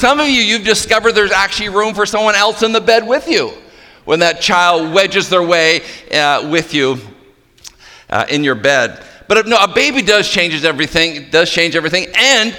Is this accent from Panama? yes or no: no; Moncton, New Brunswick, Canada; I was born in Moncton, New Brunswick